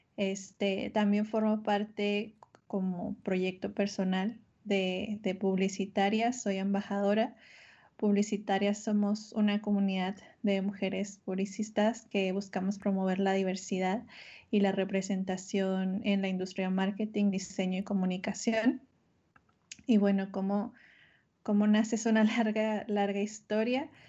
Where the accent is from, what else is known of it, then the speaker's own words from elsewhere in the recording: northern Mexico, Mexico; now in Mexico City, Mexico; resido en la Ciudad de México, solo que ahora en, en contingencia estoy en mi ciudad natal, acá en el norte